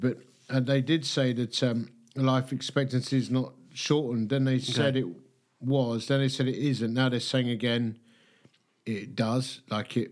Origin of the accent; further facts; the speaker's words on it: Essex, East of England, United Kingdom; I'm from Essex